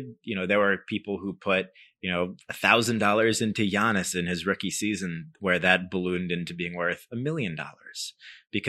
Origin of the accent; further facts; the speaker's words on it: Connecticut, United States; my hometown in Connecticut